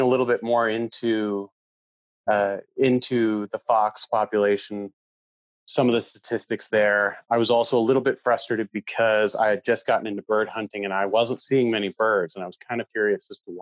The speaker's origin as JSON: {"language": "English", "region": "Maine", "country": "United States", "tie": "born or raised there", "moved": "as an adult", "lives_now": "Norway", "said": "I grew up in Maine in the 90s"}